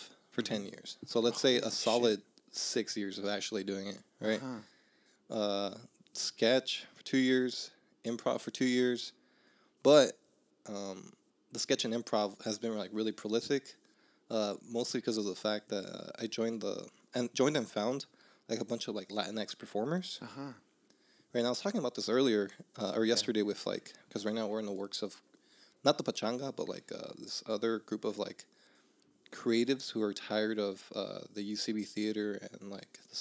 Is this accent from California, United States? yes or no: yes; Los Angeles, California, United States; I grew up in Northeast